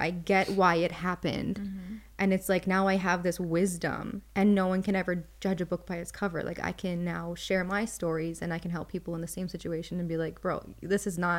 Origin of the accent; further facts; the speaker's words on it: Florida, United States; born there; also born or lived in New York / Minnesota; Well, I was born in Florida. We moved to New York, actually, and then to Minnesota.